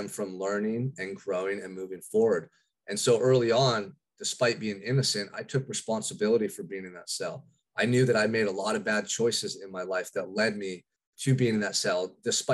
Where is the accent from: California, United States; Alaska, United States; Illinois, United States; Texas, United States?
California, United States; Santa Barbara; I'm from Santa Barbara, California, which is a quiet little beach community about 2 hours north of Los Angeles